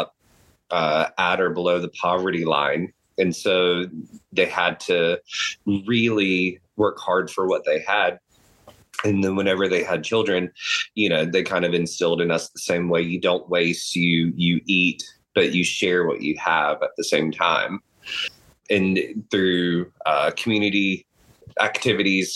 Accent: Eastern North Carolina, United States; now in Texas, United States; I grew up in Eastern North Carolina.

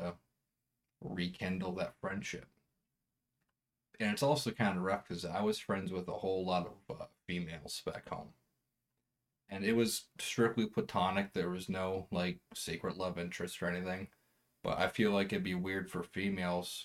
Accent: East Coast, United States; moved away as an adult; where I grew up on the East Coast.

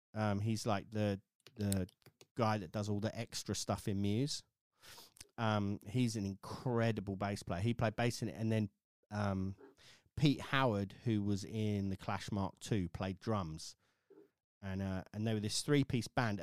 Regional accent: village outside of Wokingham, South East England, United Kingdom; I grew up in a little sort of village outside of Wokingham, which is outside of Reading.

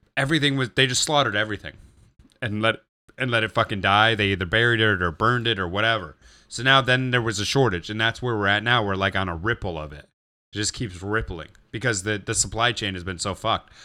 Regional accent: Gary, Indiana, United States; growing up in Gary

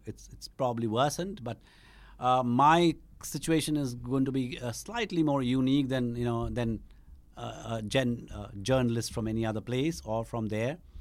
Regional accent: Shillong, Meghalaya, India; moved away; also born or lived in Eastern Bengal; I grew up in Shillong, which is actually Khasi Hills, but, uh, there was a large Bengali population there

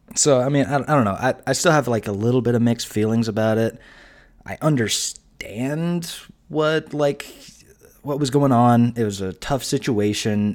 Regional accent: United States; we're American

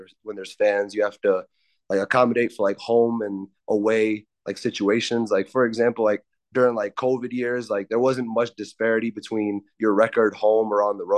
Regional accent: Wilmington, Delaware, United States; I'm a senior from Wilmington, Delaware

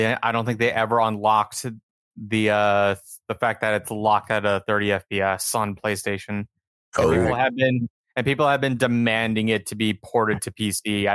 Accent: California, United States; I'm from California.

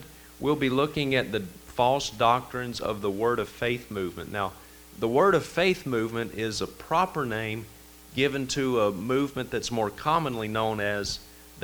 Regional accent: Vicksburg, Mississippi, United States; my hometown of Vicksburg, Mississippi. You can probably tell I got a little bit of an accent. I'm originally from Mississippi

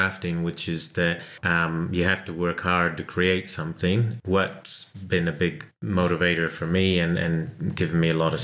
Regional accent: California, United States; accent: American twang; now in New Zealand; I grew up in California, so hence the accent

